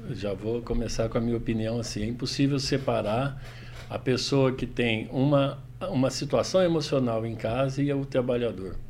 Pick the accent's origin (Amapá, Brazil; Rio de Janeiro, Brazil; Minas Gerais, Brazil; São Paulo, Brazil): Minas Gerais, Brazil; Itajubá; accent: mineiro; esse é meu sotaque, né, Douglas? Essa é minha língua. Bom, eu sou mineiro de Itajubá, Minas Gerais